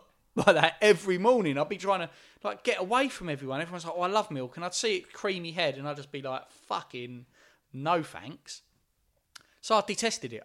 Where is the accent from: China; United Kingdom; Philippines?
United Kingdom; Essex, East of England; growing up in Essex, mo, m, most of the people I was hanging out with was white.